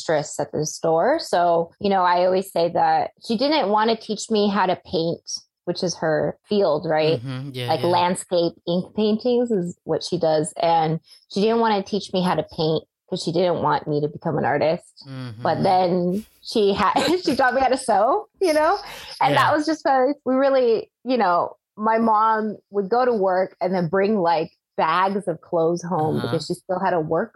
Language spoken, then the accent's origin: English; Central Valley, California, United States; moved away as an adult; growing up in the Central Valley in California